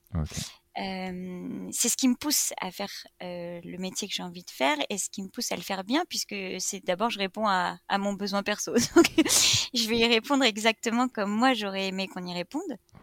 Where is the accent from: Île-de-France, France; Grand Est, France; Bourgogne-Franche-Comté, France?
Grand Est, France; Reims; moved away as an adult; also born or lived in Paris; now in Brittany, France; je suis née à Reims. où j'ai passé mes 18 premières années de vie